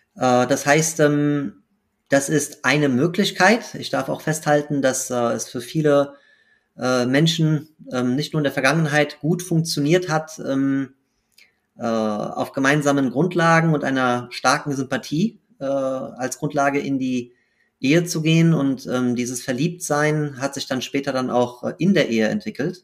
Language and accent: German; Frankfurt, Hesse, Germany; bin in Frankfurt geboren und aufgewachsen